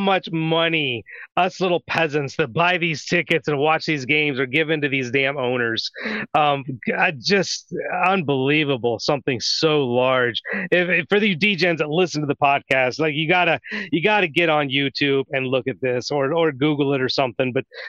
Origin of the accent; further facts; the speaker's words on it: Ohio, United States; I grew up in Ohio.